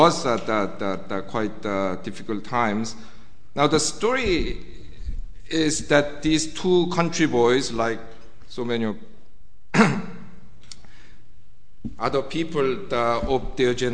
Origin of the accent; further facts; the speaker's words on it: South Korea; moved away as an adult; now in United Kingdom; whenever I told people that I was from Korea